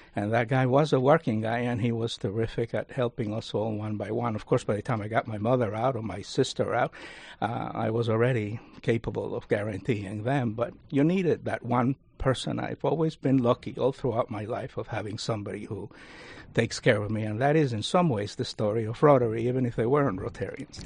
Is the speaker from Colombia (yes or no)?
no; Cuba; also born or lived in Spring Valley, New York; now in Rockland County, New York, United States; I was born in Cuba